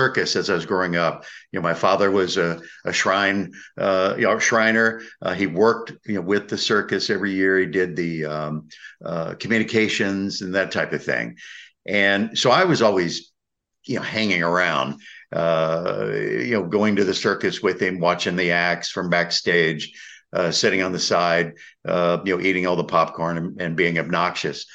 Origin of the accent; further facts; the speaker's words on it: Indiana, United States; I'm being from Indiana